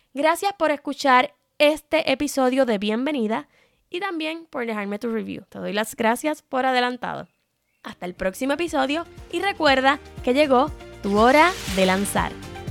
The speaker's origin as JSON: {"language": "Spanish", "country": "Puerto Rico", "said": "soy puertorriqueña"}